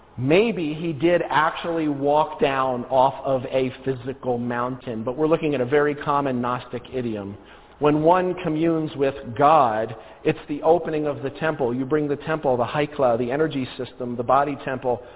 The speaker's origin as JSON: {"language": "English", "region": "New Jersey", "country": "United States", "said": "I'm originally from New Jersey"}